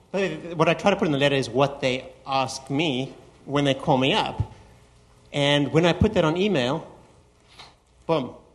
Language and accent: English; South Africa; moved away as an adult; also born or lived in Los Angeles, United States; now in United States; came to the United States from my home country, South Africa, to do my MBA